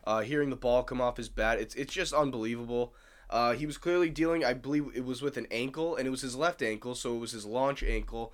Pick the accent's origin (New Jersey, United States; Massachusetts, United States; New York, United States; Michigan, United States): Massachusetts, United States; I'm from Mass